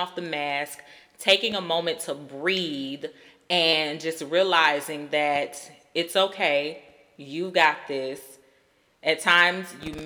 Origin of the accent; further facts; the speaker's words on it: Georgia, United States; I grew up in Georgia